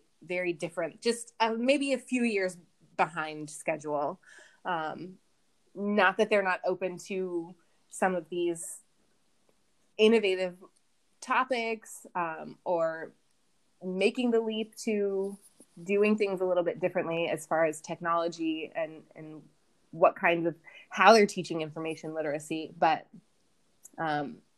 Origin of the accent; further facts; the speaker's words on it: United States; moved away as an adult; also born or lived in Colorado; now in India; as an American